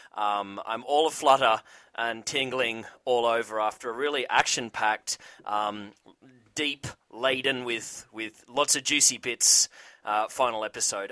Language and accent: English; Australia; I'm Australian